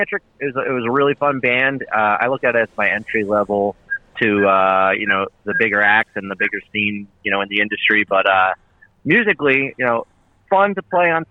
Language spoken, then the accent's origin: English; New Jersey, United States; also born or lived in Pennsylvania / Philadelphia; I grew up in Jersey, and my mom's side of the family actually moved to Pennsylvania, so I kind of was split between the two